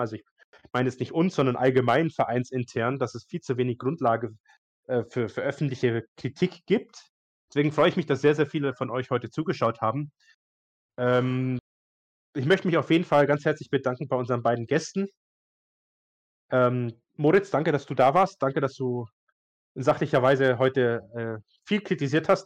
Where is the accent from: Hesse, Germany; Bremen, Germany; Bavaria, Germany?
Bavaria, Germany; Bayreuth; ich komme ja aus Bayreuth